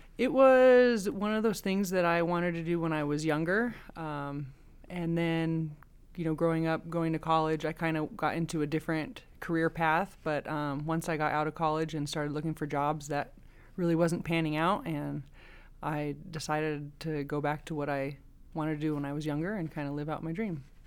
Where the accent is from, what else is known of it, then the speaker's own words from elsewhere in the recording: Oregon, United States; moved away as an adult; now in Nevada, United States; I'm originally from Oregon. I came down here back in two thousand six to go to the University of Nevada